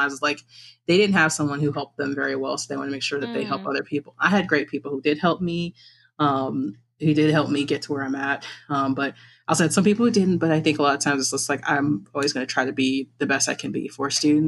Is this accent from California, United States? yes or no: no; Detroit, Michigan, United States; moved away as an adult; also born or lived in Mount Pleasant, Michigan / Miami, Florida; I grew up in the Metro Detroit area